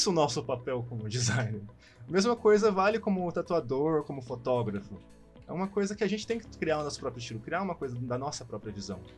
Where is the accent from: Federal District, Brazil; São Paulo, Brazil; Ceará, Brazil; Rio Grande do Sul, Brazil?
São Paulo, Brazil; sou aqui de São Paulo, né?